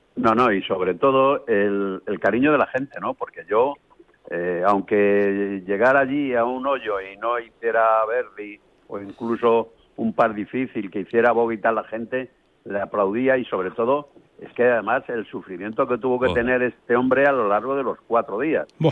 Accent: El Picazo, Castilla-La Mancha, Spain; unos entusiastas de mi tierra, de de Cimarro el que está al lado de mi pueblo, mi pueblo es el Picazo

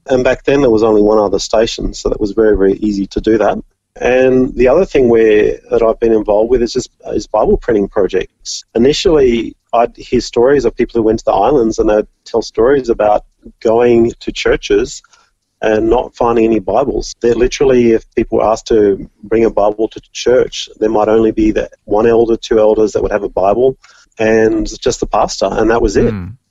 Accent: Orange, New South Wales, Australia; moved away as an adult; now in Vanuatu; I loved growing up in Orange

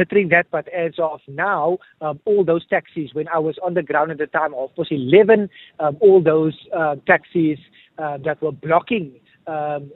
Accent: Cape Town, Western Cape, South Africa; back to my hometown where I grew up in Mitchells Plain

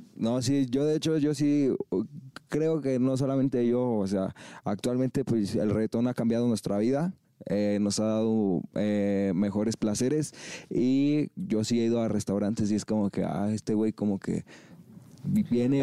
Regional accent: eastern Mexico City area, State of Mexico, Mexico; nosotros somos del oriente de la Ciudad de México, en el Estado de México

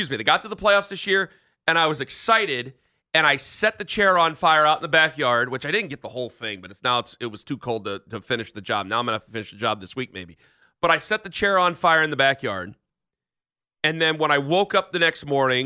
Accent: Canton, Ohio, United States; I'm from Canton.

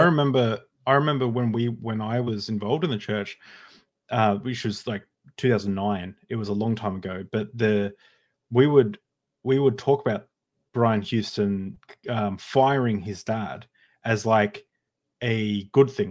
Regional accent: Queensland, Australia; we're both from Queensland

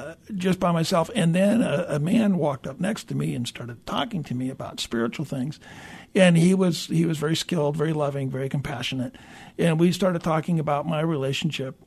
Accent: Tacoma, Washington, United States; also born or lived in Fairbanks, Alaska; grew up here in the area, grew up going to church

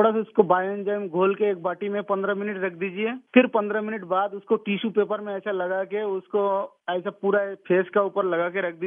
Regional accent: West Bengal, India; now in Bangalore, India; से हूँ मैं बेंगलोर में रहता हूँ

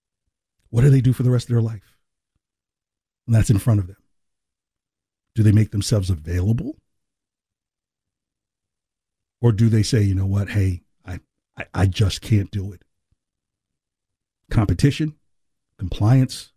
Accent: New Jersey, United States; moved away; where I grew up in New Jersey

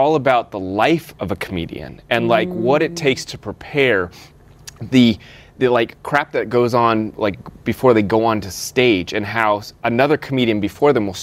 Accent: Denver, Colorado, United States; moved away; Denver, by the way, which is my hometown

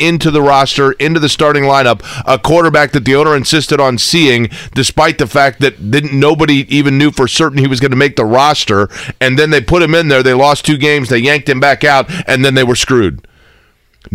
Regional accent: Indianapolis, Indiana, United States; my hometown

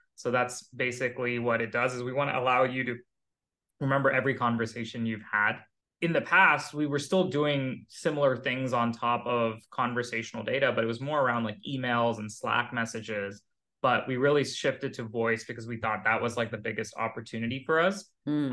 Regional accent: Pleasanton, California, United States; moved away as an adult; also born or lived in India / Philadelphia / Seattle / Boston; I grew up in the Bay Area. Uh, since I was five, I was living in the Bay. I moved from India when I was uh, a kid, but pretty much all my childhood is in Silicon Valley um, near San Jose, a place called Pleasanton.

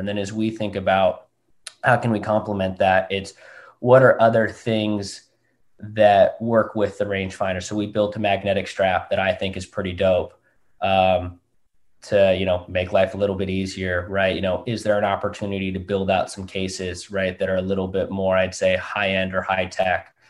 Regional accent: Southern California, United States; also born or lived in Newport Beach / Seattle, Washington; now in San Francisco, United States; born and raised down in Southern California. Um, born up in Newport Beach.

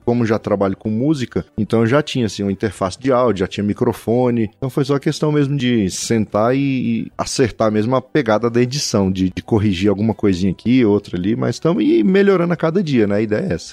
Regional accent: Taguatinga, Federal District, Brazil; Nasci na cidade, né, em Taguatinga, uma... morava em Taguatinga, meus pais, é uma cidade satélite aqui de Brasília.

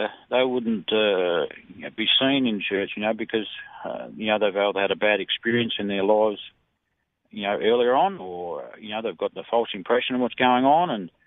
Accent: Australia; I'm an Aussie guy

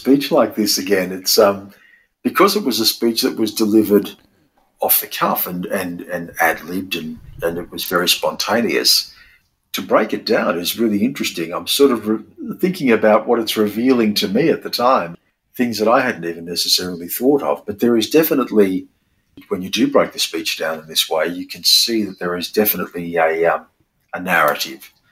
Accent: Australia; being Australian, is that we live between those two worlds

